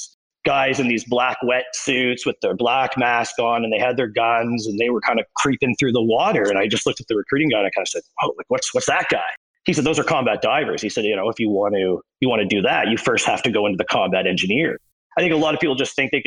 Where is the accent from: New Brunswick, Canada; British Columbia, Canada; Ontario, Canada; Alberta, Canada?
New Brunswick, Canada; Fredericton; born or raised there